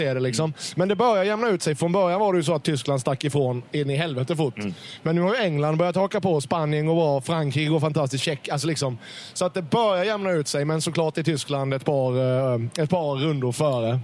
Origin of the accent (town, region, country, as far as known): Karlskrona, Blekinge, Sweden; born or raised there; moved away